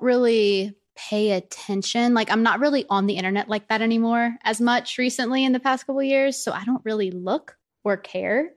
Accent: the South, United States; especially being from where I'm from, like, I'm from the South

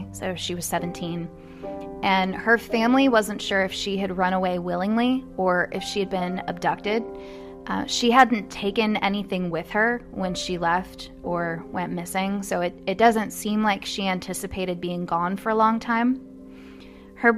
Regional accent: Louisville, Kentucky, United States; Louisville, Kentucky, my hometown

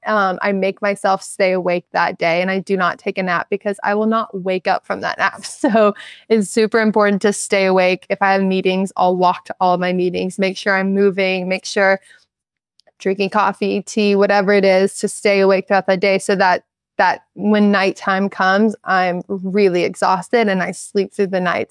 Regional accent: Charleston, South Carolina, United States; moved away; Growing up in Charleston

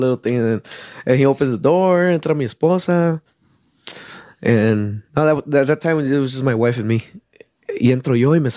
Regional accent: Chicago, Illinois, United States; I was born in Chicago, but we moved to the suburbs when I was like 8, 9 years old

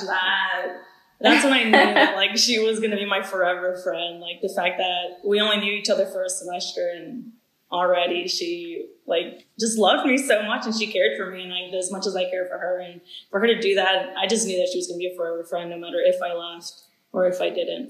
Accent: Danville, Virginia, United States; I'm originally from Danville, Virginia, so that's already a small town.

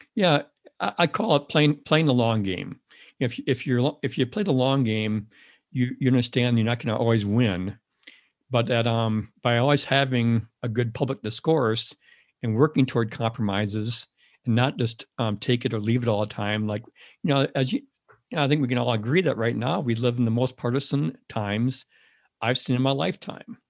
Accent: Madison, Wisconsin, United States; I grew up in the Madison area

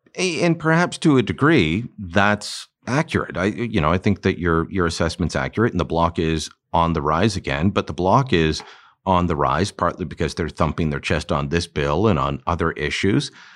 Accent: Canada

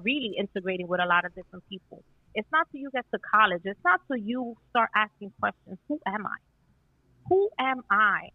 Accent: New York City, New York, United States; I grew up in Washington Heights

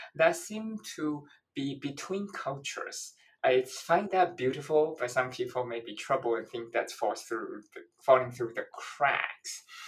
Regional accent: Taiwan; also born or lived in London, United Kingdom; now in Washington, D.C., United States; I'm originally from Taiwan

